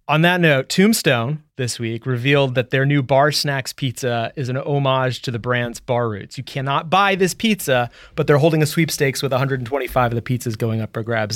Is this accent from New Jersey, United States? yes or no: no; New York, United States; I am from New York